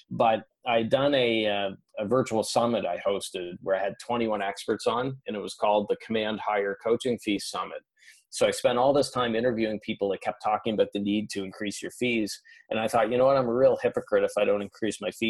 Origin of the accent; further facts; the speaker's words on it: Canada; You know, I'm Canadian.